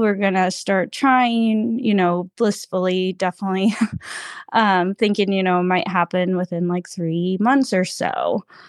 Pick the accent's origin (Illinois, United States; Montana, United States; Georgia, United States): Georgia, United States; we did grow up next door neighbors um, growing up. You know, I'm from Georgia originally